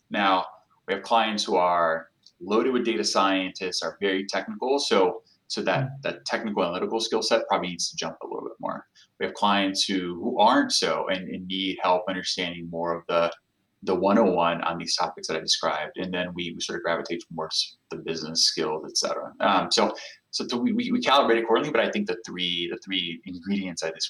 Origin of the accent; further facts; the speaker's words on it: São Paulo, Brazil; I'm an analytics professional, as you know, so I, am never going to have the counterfactual to know uh, what it was like to not live there.